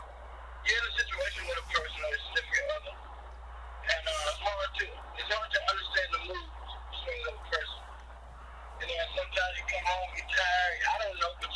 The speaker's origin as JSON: {"language": "English", "town": "Dublin", "region": "Georgia", "country": "United States", "tie": "born or raised there", "also_born_or_lived": "Cleveland, Ohio / Canton, Ohio / Jacksonville, Florida", "said": "I'm originally from Dublin, Georgia. Was born in Cleveland, Ohio. Raised in Dublin, Georgia. By way of Jacksonville, Florida."}